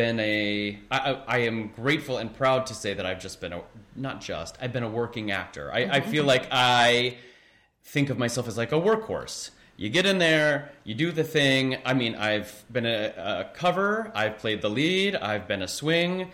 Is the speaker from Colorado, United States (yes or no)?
no; Kansas City, Missouri, United States; moved away as an adult; also born or lived in Overland Park, Kansas / Columbia, Missouri / Boston; now in New York, United States; when I grew up in Kansas City